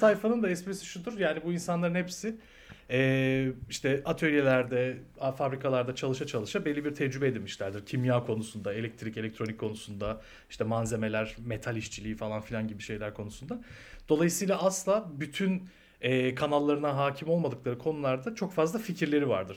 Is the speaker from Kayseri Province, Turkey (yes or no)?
no; Bursa, Turkey; ben Bursa'da büyüdüm.